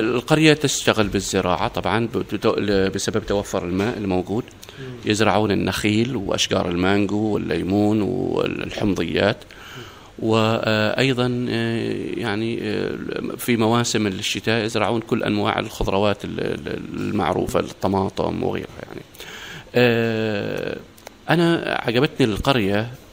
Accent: Oman; نحن كعمانيين

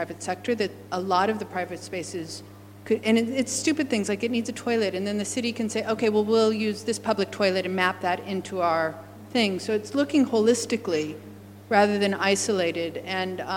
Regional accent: United States; now in Australia; as an American

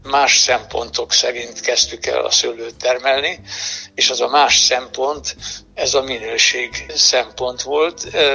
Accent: Villány, Baranya, Hungary; also born or lived in Budapest; ez a szülőföldem

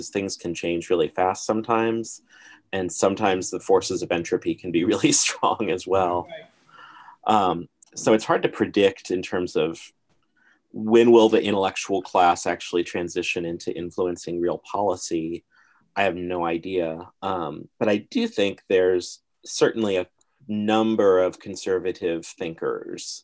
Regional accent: Lincoln, Nebraska, United States; I'm from Lincoln

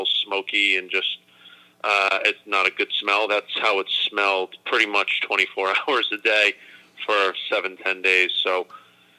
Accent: Acton, Massachusetts, United States; moved away as an adult; also born or lived in Florida; I grew up in Acton, Massachusetts, so it's about 25 miles directly west of Boston

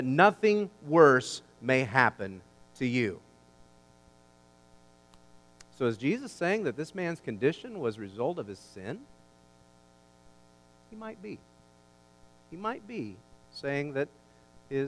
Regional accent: United States; I'm an American

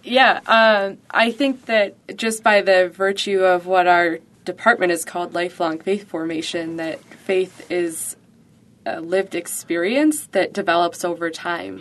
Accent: Buffalo, New York, United States; I was born and raised in Buffalo, so I've been here for the last twenty, almost twenty-four years.

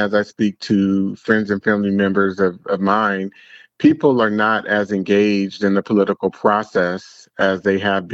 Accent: San Francisco Bay Area, California, United States; I am from the San Francisco, Oakland Bay area

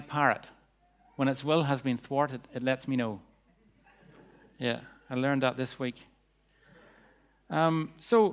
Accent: Bangor, United Kingdom; the streets of Bangor, my hometown

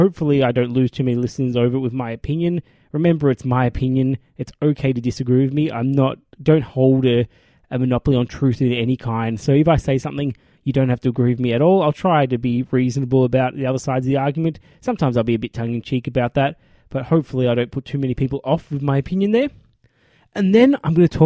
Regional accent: Australia; as an Australian group

